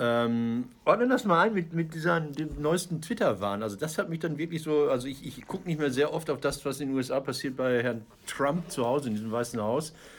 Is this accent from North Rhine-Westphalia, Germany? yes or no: yes; Ruhr area, North Rhine-Westphalia, Germany; also born or lived in Münster; ich komme aus dem Pott